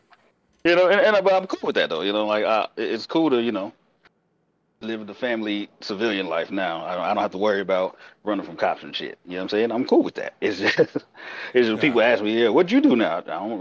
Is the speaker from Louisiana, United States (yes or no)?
yes; Louisiana, United States; now in Colorado, United States; I'm originally from Louisiana. I just lived in Colorado for a long time.